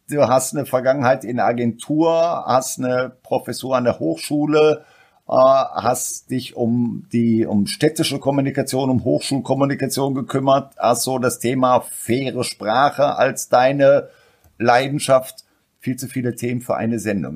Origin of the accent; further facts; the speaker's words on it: Ruhr area, North Rhine-Westphalia, Germany; bin ich aus dem Ruhrpott und da redet man vielleicht auch die Sätze und die Worte ein bisschen einfacher